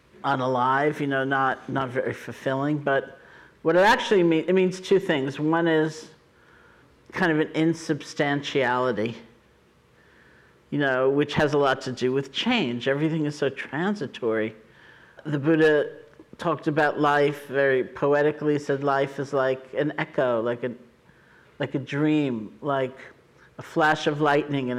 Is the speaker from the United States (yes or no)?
yes; New York City, New York, United States; moved away; I grew up in New York City